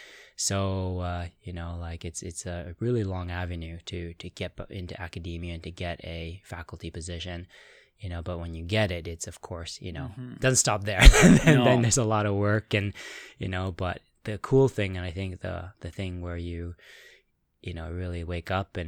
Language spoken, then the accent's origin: English; Toronto, Ontario, Canada; Toronto originally